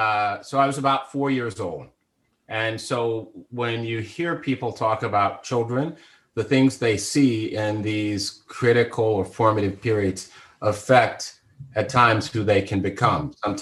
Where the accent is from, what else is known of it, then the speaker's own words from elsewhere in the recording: the South, United States; And in the time I grew up, a Negro preacher, and I'd seen many of them growing up in the South